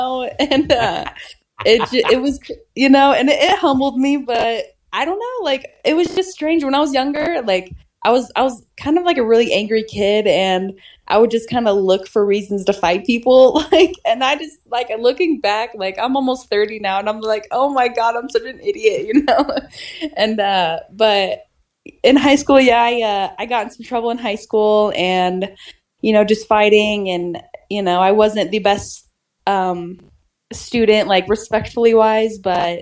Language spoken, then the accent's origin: English; Susanville, California, United States; I went to my local gym in my hometown, Susanville, California